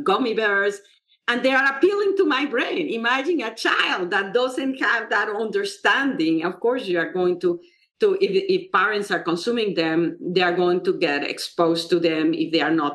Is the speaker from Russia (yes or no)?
no; Mexico; now in United States; I come from Mexico, where there's a lot of poverty